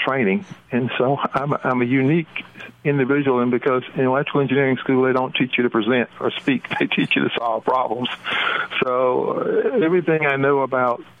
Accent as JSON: {"language": "English", "town": "Tuscaloosa", "region": "Alabama", "country": "United States", "also_born_or_lived": "West Coast / Ohio", "said": "I'm actually from Tuscaloosa, Alabama. That's home"}